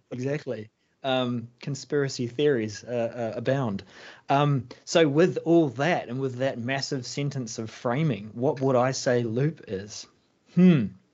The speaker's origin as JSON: {"language": "English", "country": "New Zealand", "said": "I'm a Kiwi"}